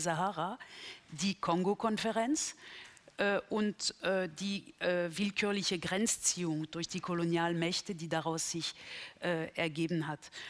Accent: Berlin, Germany; für mich als Berlinerin

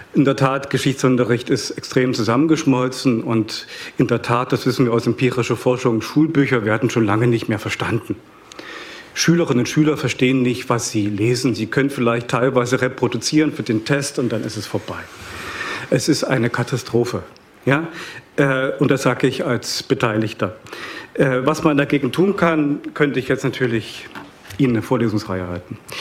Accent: Saxony, Germany; Ich komme aus Sachsen

